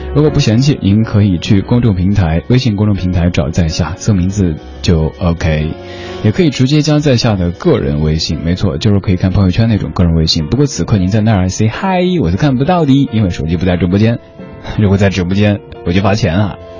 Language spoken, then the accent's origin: Chinese; Chengdu, Sichuan, China; moved away; 我成都人